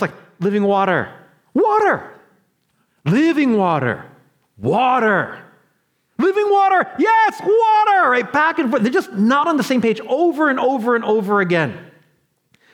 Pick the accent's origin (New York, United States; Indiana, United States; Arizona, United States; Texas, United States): New York, United States; I'm from New York